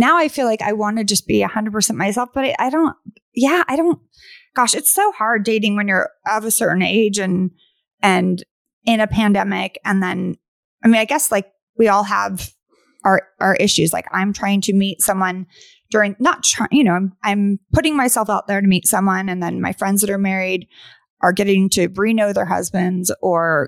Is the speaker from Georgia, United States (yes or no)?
no; Northern California, United States; also born or lived in New York; now in Los Angeles, United States; I'm originally from Northern California, but I lived in New York for 6 years